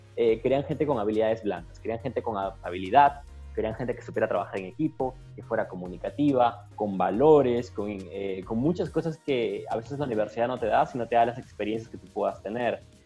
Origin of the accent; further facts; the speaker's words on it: Ilo, Moquegua, Peru; moved away as an adult; also born or lived in Arequipa, Peru / Florianópolis, Brazil; now in Brazil; yo vivía en Hilo, yo acabé el colegio en Hilo, yo nací en Hilo, de hecho